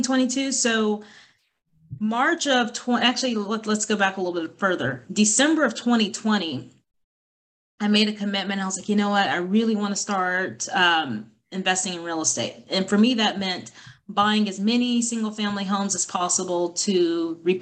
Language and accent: English; Illinois, United States; also born or lived in College Station, Texas; now in Burbank, United States; I'm actually from Illinois, but by way of Texas, Texas A&M graduate